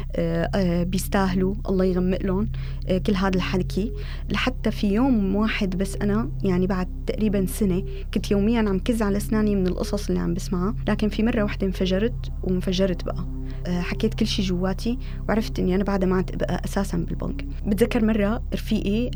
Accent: Damascus, Damascus Governorate, Syria; moved away as an adult; also born or lived in Jordan; now in Istanbul, Turkey

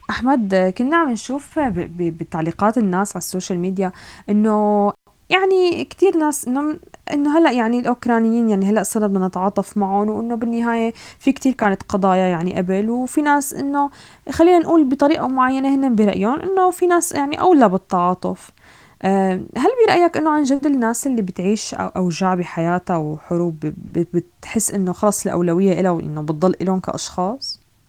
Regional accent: Syria; moved away; also born or lived in Europe; نحن كسوريين

